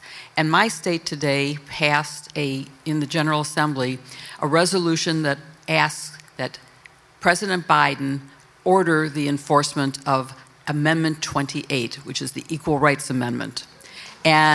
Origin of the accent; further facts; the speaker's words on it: Illinois, United States; I'm from Illinois